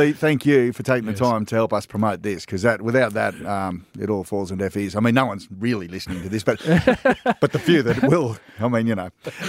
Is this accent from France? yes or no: no; Australia; being Australian is that we are, by and large, have come from rural backgrounds.